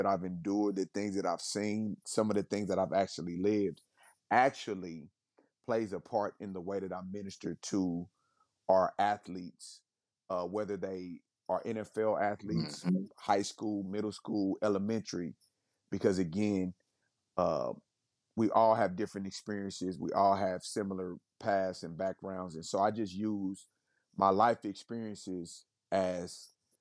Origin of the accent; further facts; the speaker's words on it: Kansas City, Missouri, United States; moved away; I'm born and raised in Kansas City, from the inner city of Kansas City, not from the suburbs